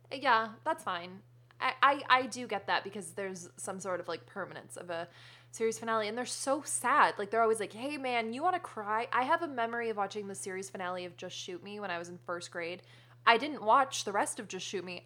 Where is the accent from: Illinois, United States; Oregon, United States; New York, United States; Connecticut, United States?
Connecticut, United States; now in California, United States; I grew up in New England